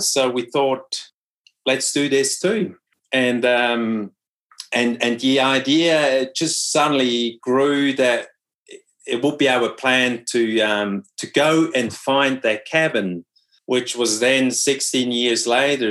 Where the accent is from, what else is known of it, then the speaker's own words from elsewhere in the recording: Switzerland; first language Swiss German; English is a second language; moved away as an adult; also born or lived in New Zealand; my brother and me we were speaking swiss german